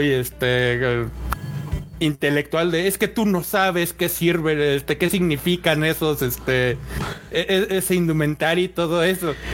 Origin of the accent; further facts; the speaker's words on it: Mexico; a nosotros como mexicanos si algo nos caracteriza es que nos encanta el holgorio.